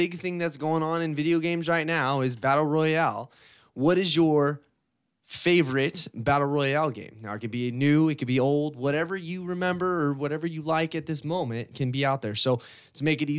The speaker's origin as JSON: {"language": "English", "region": "Northern California", "country": "United States", "said": "we're from NorCal."}